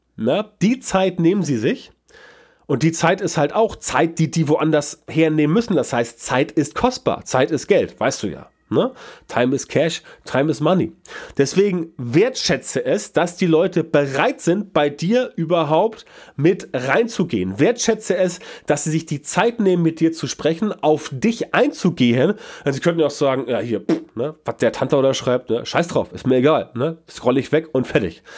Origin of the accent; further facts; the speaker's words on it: Hamburg, Germany; Bei uns in Hamburg